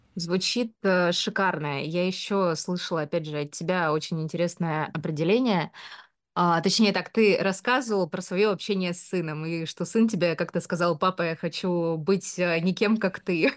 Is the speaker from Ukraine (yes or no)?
no; Omsk, Omsk Oblast, Russia; moved away; Я там родилась э, в Омске, и наоборот, э, знаешь, очень сильно хотела из этого Омска выбраться. Когда я была маленькая